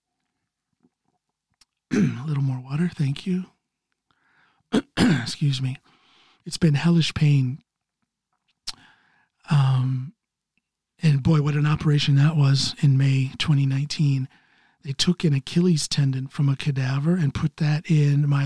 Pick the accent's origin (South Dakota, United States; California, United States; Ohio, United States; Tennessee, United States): Ohio, United States; now in Norway; my home state of Ohio